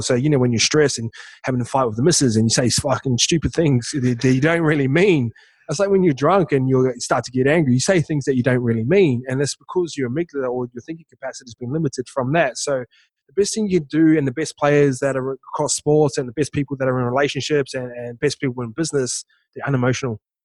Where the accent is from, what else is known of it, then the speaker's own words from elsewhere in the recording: New Zealand; moved away; I'm a kid from Toke that's gang affiliated town